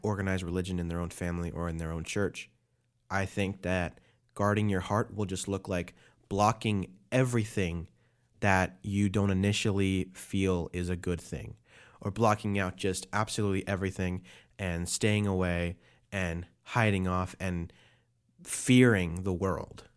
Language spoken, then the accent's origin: English; New York City, New York, United States; moved away; That's where I'm from. I was born in Brooklyn